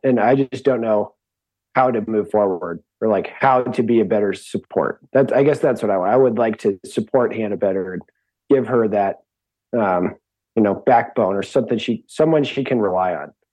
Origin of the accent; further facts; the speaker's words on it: Seattle, Washington, United States; I grew up in Seattle